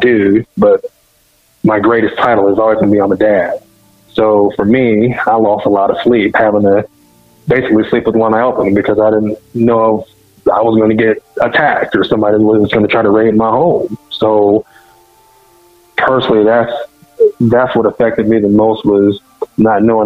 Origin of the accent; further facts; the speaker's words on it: Tulsa, Oklahoma, United States; I'm from Oklahoma in Tulsa